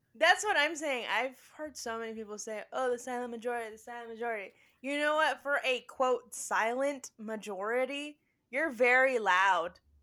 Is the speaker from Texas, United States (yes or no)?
yes; Spring, Texas, United States; we grew up in Spring, Texas.